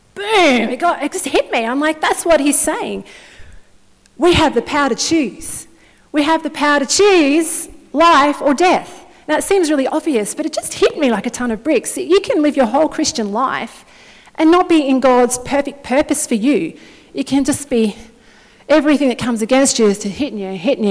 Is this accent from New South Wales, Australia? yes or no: no; Wodonga, Victoria, Australia; I'm originally from Wodonga up till 10 years ago